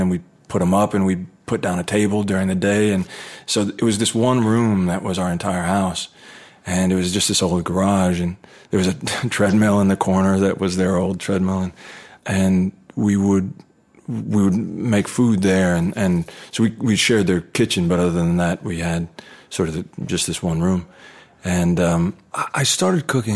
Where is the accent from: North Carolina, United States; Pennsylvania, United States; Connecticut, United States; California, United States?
California, United States; Anaheim; I was born in Anaheim, right near Disneyland.